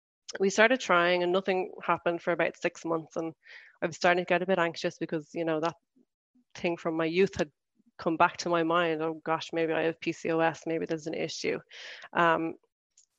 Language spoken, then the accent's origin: English; Ireland; moved away as an adult; now in Switzerland; I'm from Ireland and I've been living in Switzerland since 2017.